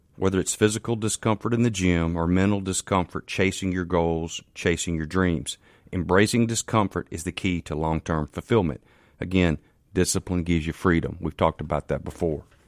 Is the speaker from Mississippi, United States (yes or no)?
yes; Canton, Mississippi, United States; I'm from Canton, Mississippi.